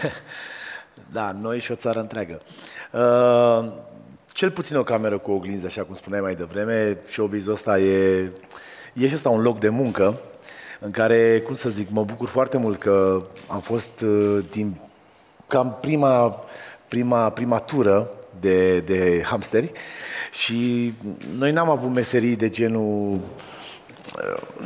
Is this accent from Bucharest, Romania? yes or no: no; Pitești, Argeș, Romania; eu ă, sunt de la Pitești